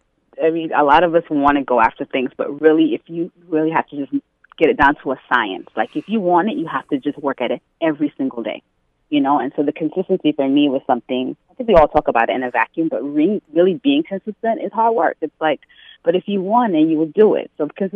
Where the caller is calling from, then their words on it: New York City, New York, United States; I'm calling from Queens.